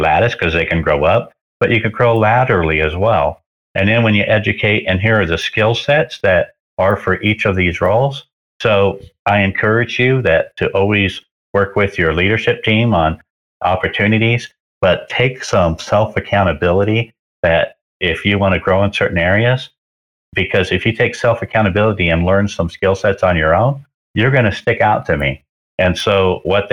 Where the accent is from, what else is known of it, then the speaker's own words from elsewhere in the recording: Cerritos, California, United States; moved away as an adult; also born or lived in Palm Springs, California; When I was 18, I moved from Cerritos, California to Palm Springs